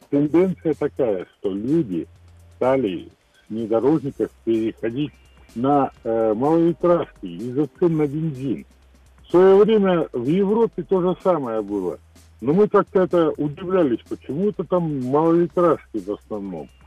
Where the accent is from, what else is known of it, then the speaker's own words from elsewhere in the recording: Siberia, Russia; also born or lived in Caucasus; Ой, слушайте, у меня большая география. Родился на Кавказе, вырос в Сибири.